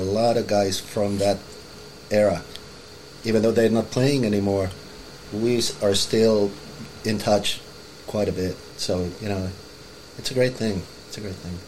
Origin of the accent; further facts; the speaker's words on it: Helsinki, Uusimaa, Finland; moved away as an adult; now in Los Angeles, United States; grew up in Finland. I'm from Helsinki, Finland, uh, from Nullipura